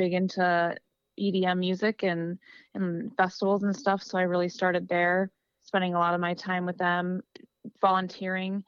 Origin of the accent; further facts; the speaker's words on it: Wisconsin, United States; growing up in Wisconsin